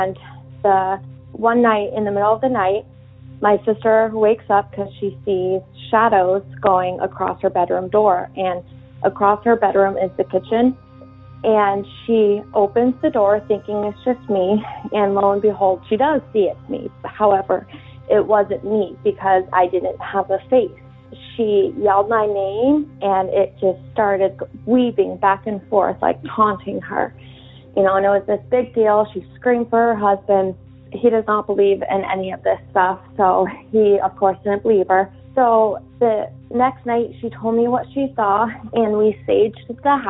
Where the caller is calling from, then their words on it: New Hampshire, United States; I'm calling from New Hampshire